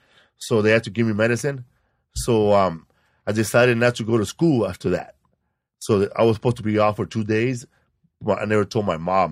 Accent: Los Angeles, California, United States; Cause I grew up in Pico Aliso.

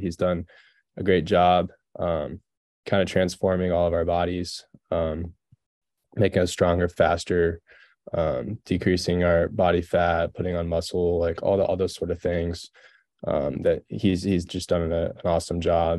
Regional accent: Texas, United States; moved away as an adult; growing up in Texas

